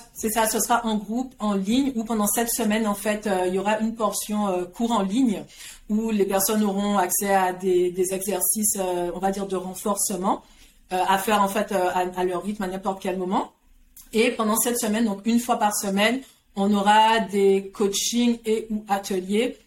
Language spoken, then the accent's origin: French; Guadeloupe; moved away as an adult; also born or lived in France; j'ai grandi en Guadeloupe